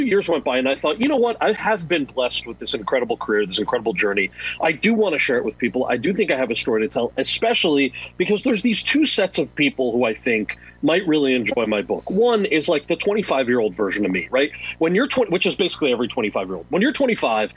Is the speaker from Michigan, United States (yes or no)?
no; New Jersey, United States; my brother and I are born and raised in New Jersey